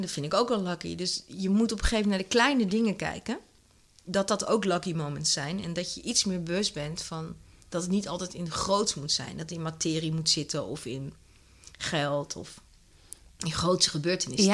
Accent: Netherlands; als Nederlanders zijn we wel eh, heel erg, ehm, ja, toch wel een soort van down to earth.

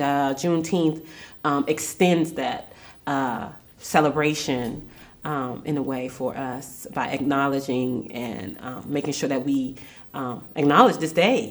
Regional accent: Washington, District of Columbia, United States; I grew up in Southeast DC. Not, and I'm not talking about Capitol Hill. I'm talking about Anacostia

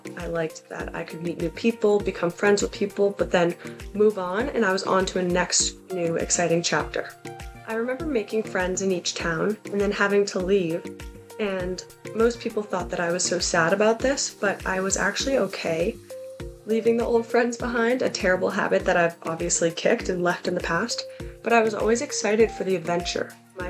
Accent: Massachusetts, United States; So I grew up in the Boston area, and when I was young, we moved around a lot.

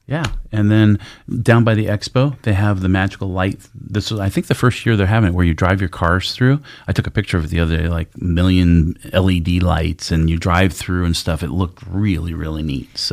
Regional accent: Sun Valley, Idaho, United States; That's where I grew up in Sun Valley.

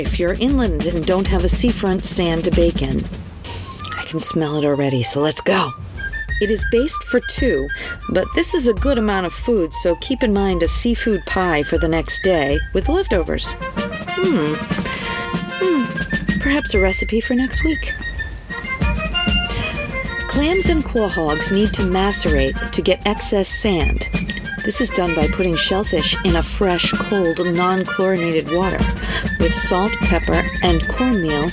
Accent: Rhode Island, United States; growing up in Rhode Island

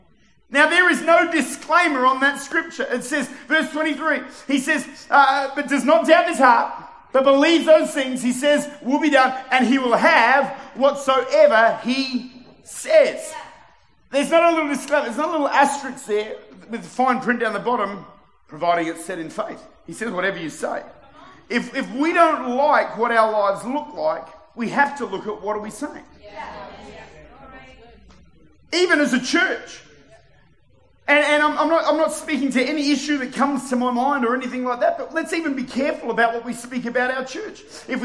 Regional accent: Victoria, Australia; born there; is that I was born in Victoria.

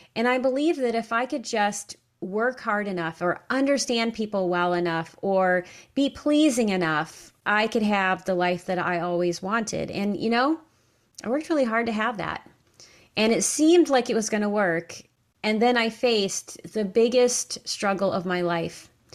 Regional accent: upstate New York, United States; moved away as an adult; also born or lived in Kentucky; I left my hometown in upstate New York, and I moved to Kentucky

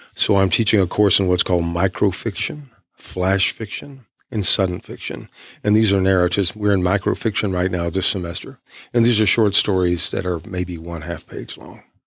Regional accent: East Texas, United States; I'm from East Texas.

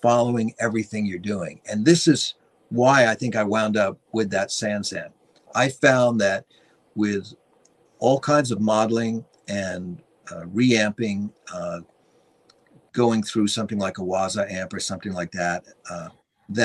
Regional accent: Long Island, New York, United States; when I was a young teenager growing up on Long Island

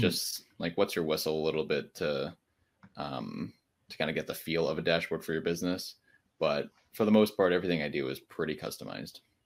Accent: Connecticut, United States; now in Charlotte, United States; I'm originally from Connecticut, um, and I moved down here

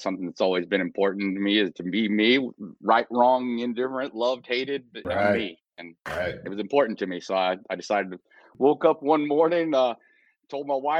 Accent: south of Houston, South Texas, United States; moved away; also born or lived in Kansas City; I was born in South Texas, down south of Houston

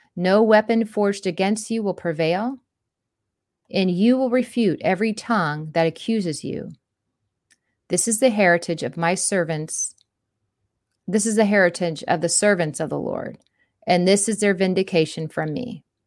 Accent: Florida, United States; growing up in Florida

